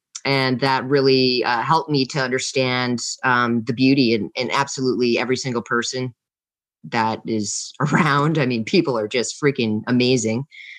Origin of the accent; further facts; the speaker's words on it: New York, United States; born there; also born or lived in Vermont / Massachusetts / Louisiana / New Mexico; I'm from the United States. I lived all over the United States. I've lived in Vermont. I've lived in Cape Cod, Massachusetts. I was born in the Appalachia region of upstate New York.